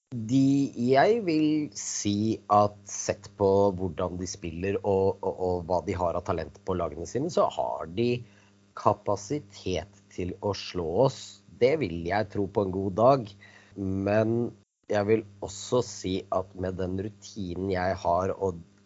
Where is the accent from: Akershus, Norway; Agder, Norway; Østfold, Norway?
Akershus, Norway; Kolbotn; moved away as an adult; now in Moss, Norway; jeg er født og oppvokst på Kolbotn